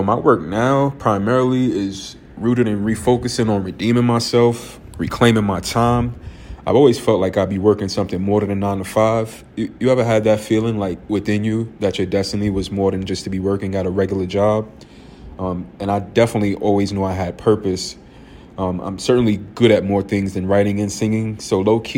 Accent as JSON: {"language": "English", "town": "New York City", "region": "New York", "country": "United States", "tie": "born or raised there", "said": "I am from Harlem, New York"}